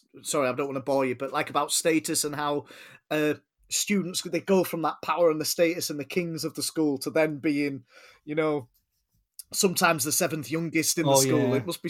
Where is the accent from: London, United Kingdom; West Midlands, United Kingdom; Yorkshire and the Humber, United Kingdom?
Yorkshire and the Humber, United Kingdom; also born or lived in Germany; I've been North Yorkshire. I've basically been everything apart from South Yorkshire because my family's West Yorkshire. I grew up in North Yorkshire, as we've talked tonight, and then secondary school later on I did in East Yorkshire. So, yeah, so I'm everything apart from South Yorkshire.